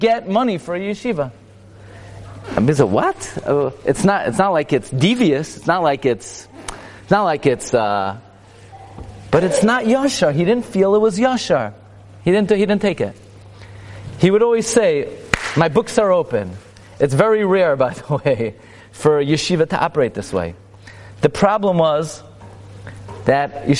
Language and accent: English; New York City, New York, United States; I grew up in Brooklyn.